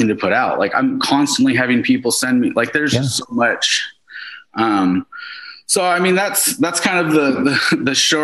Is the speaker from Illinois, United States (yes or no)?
no; Seattle, Washington, United States; I was like from Seattle